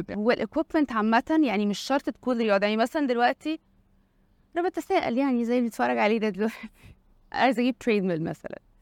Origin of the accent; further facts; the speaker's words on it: Egypt; عندنا في مصر